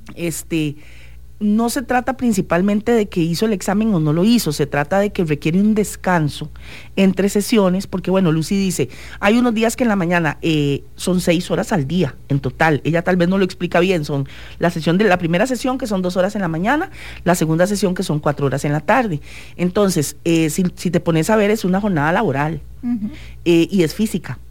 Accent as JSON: {"language": "Spanish", "country": "Costa Rica", "said": "nosotros como ticos"}